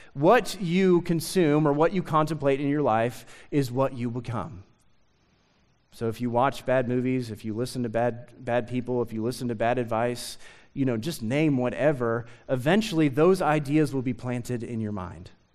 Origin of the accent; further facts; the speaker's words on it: Lexington, Kentucky, United States; also born or lived in Nicholasville, Kentucky; I grew up in Lexington